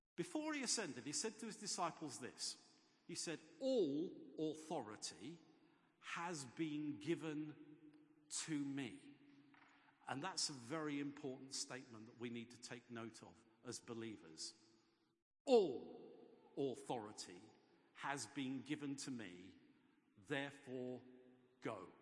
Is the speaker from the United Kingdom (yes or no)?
yes; England, United Kingdom; I do actually tend to think of myself more as English than British